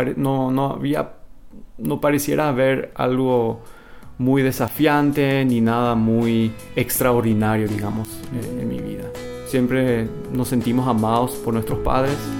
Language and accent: Spanish; Asunción, Paraguay; now in Manitoba, Canada; se mudaron a, Asunción y ahí fue que yo nací y crecí en esa cultura.